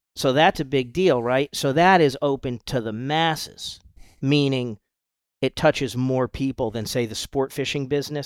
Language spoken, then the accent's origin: English; Rhode Island, United States; moved away as an adult; now in Isla Mujeres, Mexico; I grew up in Rhode Island